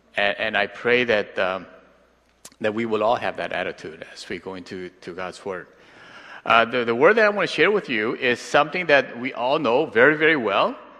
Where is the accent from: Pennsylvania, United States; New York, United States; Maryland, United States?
Pennsylvania, United States; Pittsburgh; now in Los Angeles, United States; I grew up in Pittsburgh, but now I live